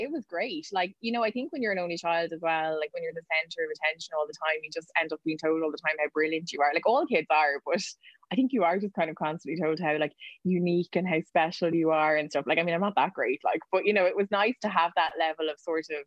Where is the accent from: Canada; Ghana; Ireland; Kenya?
Ireland; Waterford, Munster; also born or lived in West Cork; I grew up in Waterford